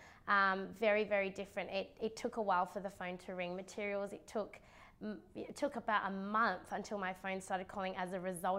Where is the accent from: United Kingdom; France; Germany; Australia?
Australia; Perth, Western Australia; I grew up in and around Canning Vale